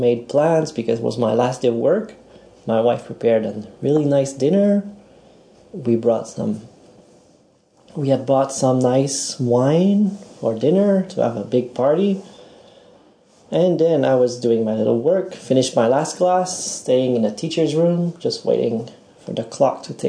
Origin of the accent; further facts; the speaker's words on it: Montreal, Quebec, Canada; moved away as an adult; also born or lived in Hiroshima, Japan; now in Ichinoseki, Japan; I'm from Montreal, Canada. And I lived there for almost 30 years.